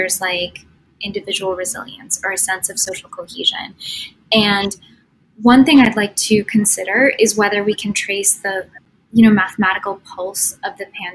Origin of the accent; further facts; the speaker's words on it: United States; as an American